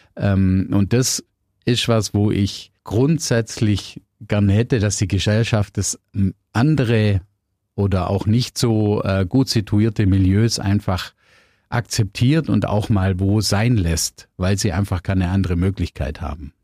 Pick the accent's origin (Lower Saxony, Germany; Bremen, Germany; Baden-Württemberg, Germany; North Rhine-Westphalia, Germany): Baden-Württemberg, Germany; Biberach an der Riß; ich bin in Bibrach aufgewachsen